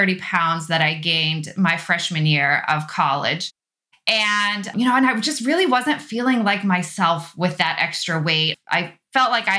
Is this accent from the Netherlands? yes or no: yes; Netherlands; also born or lived in Austria / Arizona / Texas; now in Illinois, United States; I grew up in Europe. I'm from the Netherlands. My family's from the Netherlands, and I grew up in the Netherlands and in Austria